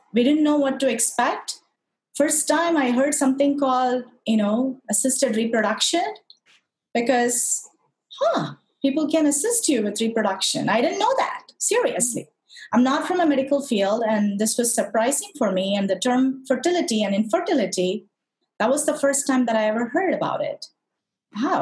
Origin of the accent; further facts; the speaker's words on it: Madurai, Tamil Nadu, India; moved away; I'm originally from India, uh, very specifically south of India, from a city called Madurai, which is very, very famous for a really old, old temple called the Meenakshi Temple